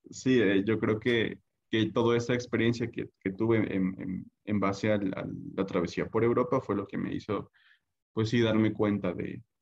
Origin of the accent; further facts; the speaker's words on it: Puebla, Mexico; creo yo que al menos para yo que soy del estado de Puebla, si quieres que te vaya bien, tienes que estar al menos un tiempo fuera, lejos de tu familia o lejos de tu hogar